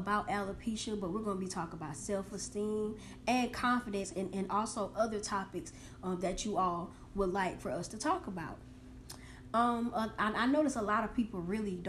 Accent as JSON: {"language": "English", "town": "McCormick", "region": "South Carolina", "country": "United States", "said": "I'm from McCormick, South Carolina. Represent Clark's Hill, you know, 864-333 to upstate"}